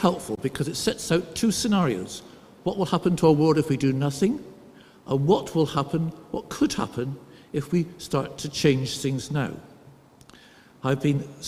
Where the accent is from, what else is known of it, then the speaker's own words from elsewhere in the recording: Somerset, South West England, United Kingdom; also born or lived in Derbyshire; now in Durham, United Kingdom; to stop you wondering about my accent throughout this sermon, I'll tell you that I grew up in Somerset.